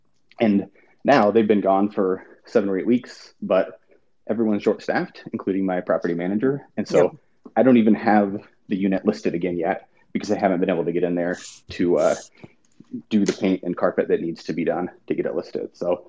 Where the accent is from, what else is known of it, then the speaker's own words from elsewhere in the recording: Madison, Wisconsin, United States; I'm from Madison, Wisconsin.